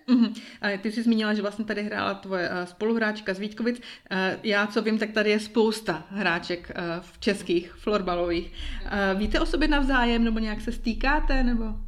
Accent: Uherský Brod, Zlín Region, Czechia; now in Bern, Switzerland; rodačky z Uherského rodu

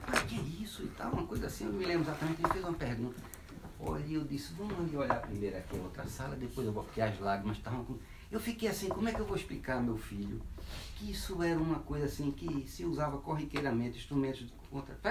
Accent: Brazil; Brasil, como brasileiro que eu me lembro

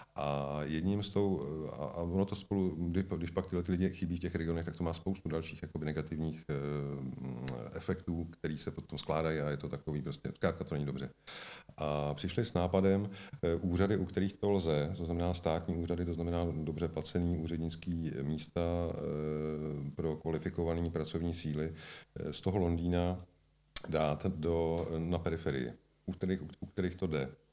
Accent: Czechia; jsem tady prostě celý život v České republice

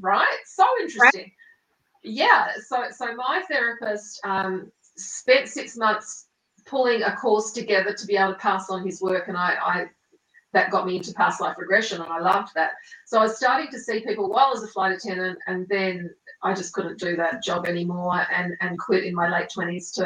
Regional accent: Australia; also born or lived in Italy / South Island, New Zealand; now in New Zealand; I was raised in Australia

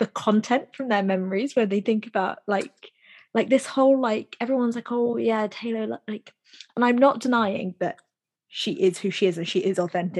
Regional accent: United Kingdom; we're British

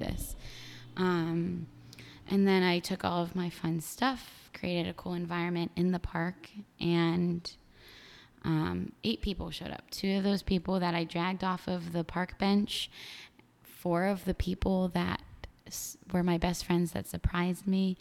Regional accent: State College, Pennsylvania, United States; moved away as an adult; now in New York City, United States; State College. I literally grew up

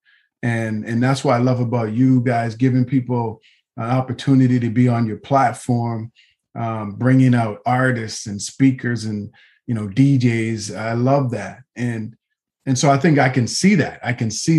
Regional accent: Nova Scotia, Canada; growing up in Nova Scotia, Canada

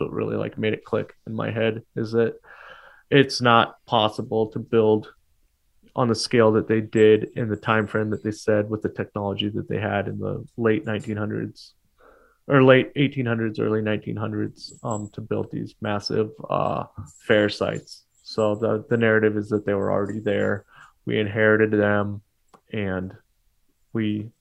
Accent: Portland, Oregon, United States; moved away; also born or lived in California / Milwaukie, Oregon; I grew up in Portland

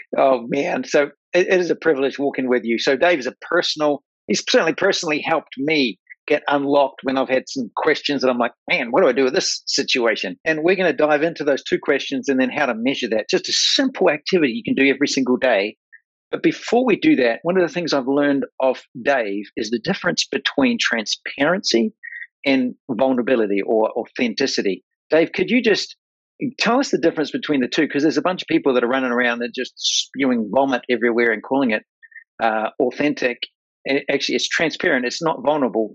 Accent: New Zealand; I'm from New Zealand. Like I'm a farm boy, redneck, New Zealand

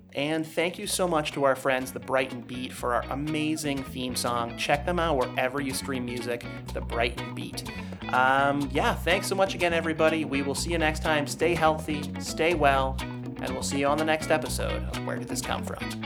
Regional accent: United States

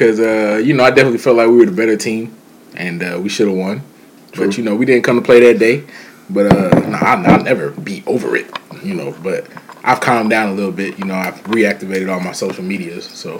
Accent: Charlotte, North Carolina, United States; also born or lived in Hawaii; now in Jackson, United States; was living in Hawaii and originally born and raised in Charlotte

